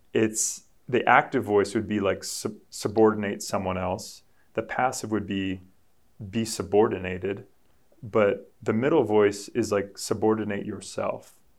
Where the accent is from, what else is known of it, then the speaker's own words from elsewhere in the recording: New England, United States; I'm from New England. We're Patriots fans up here